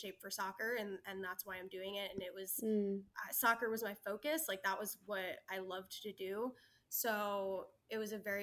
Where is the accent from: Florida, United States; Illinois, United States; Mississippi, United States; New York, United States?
New York, United States; I'm from New York, which New York is like a huge running state.